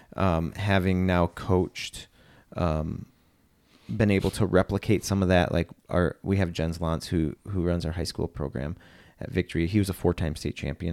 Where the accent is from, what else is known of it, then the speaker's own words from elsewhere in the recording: Wisconsin, United States; I grew up here in Wisconsin